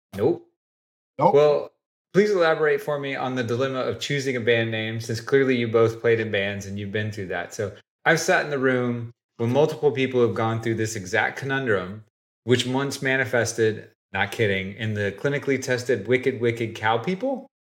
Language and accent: English; Oak Ridge, Tennessee, United States; moved away; I was born and raised in East Tennessee, a little bitty town called Oak Ridge